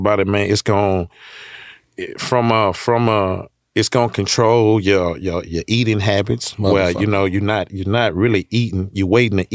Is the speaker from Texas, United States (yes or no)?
yes; Houston, Texas, United States; I'm from Hershelwood, I'm from South Park